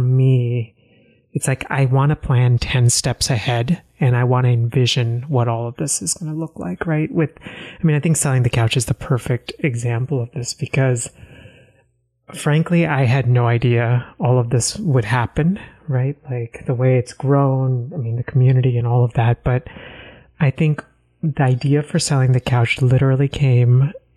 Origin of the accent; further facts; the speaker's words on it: Texas, United States; also born or lived in Northeast United States; now in Northeast, United States; I grew up in Texas